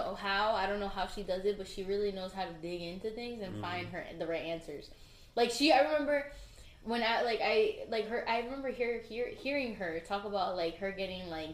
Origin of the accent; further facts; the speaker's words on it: Elizabeth, New Jersey, United States; I'm from Elizabeth, right by the Newark Airport and IKEA